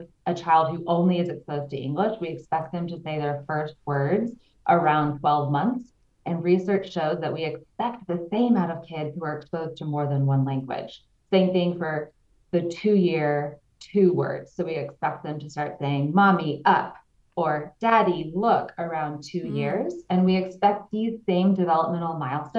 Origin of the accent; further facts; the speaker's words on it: Texas, United States; moved away as an adult; now in Switzerland; I'm originally from Texas, so you might hear me say y'all, but I can't get rid of it